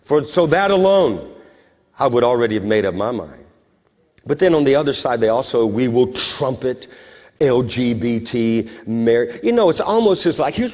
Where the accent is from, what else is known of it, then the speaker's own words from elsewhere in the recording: United States; I'm an American, but I'm a Christian